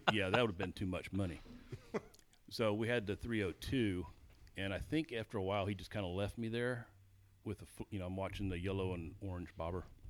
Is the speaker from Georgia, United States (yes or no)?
yes; Cartersville, Georgia, United States; also born or lived in Waterloo, Iowa; I grew up in Georgia, um, I guess Cartersville, Dallas area, which is below Dalton